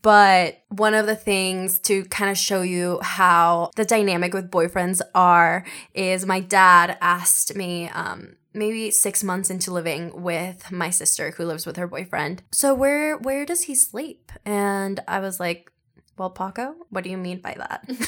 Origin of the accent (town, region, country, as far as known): Seattle, Washington, United States; born or raised there; also born or lived in Mexico City, Mexico